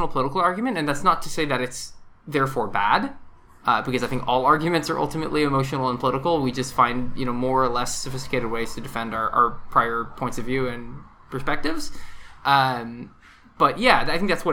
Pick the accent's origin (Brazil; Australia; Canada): Canada